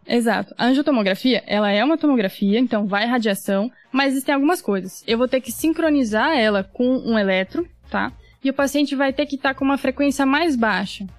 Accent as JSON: {"language": "Portuguese", "town": "Londrina", "region": "Paraná", "country": "Brazil", "tie": "born or raised there", "moved": "as an adult", "lives_now": "São Paulo, Brazil", "said": "eu nasci em Londrina, Paraná, me formei médica pela Federal do Paraná, fiz minha residência de clínica aqui em São Paulo"}